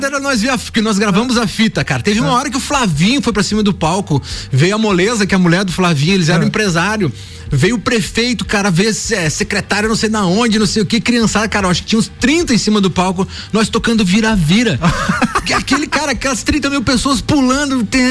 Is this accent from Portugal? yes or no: no; Brazil; a gente morava ali na Popular, a gente nasceu na Popular